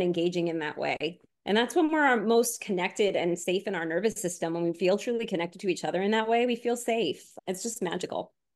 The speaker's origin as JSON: {"language": "English", "area": "Long Island", "region": "New York", "country": "United States", "tie": "born or raised there", "also_born_or_lived": "Florida", "moved": "yes", "said": "I grew up on Long Island before my family moved to Florida"}